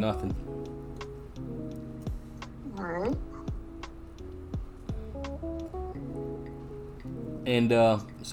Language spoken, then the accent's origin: English; Minneapolis, Minnesota, United States; I'm from Minneapolis, Minnesota.